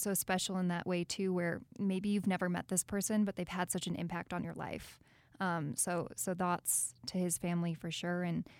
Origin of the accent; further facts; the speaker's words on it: Chicago, Illinois, United States; now in Utah; I haven't lived in Utah my whole life. I'm from Illinois, so I've only lived out here for about 3 years.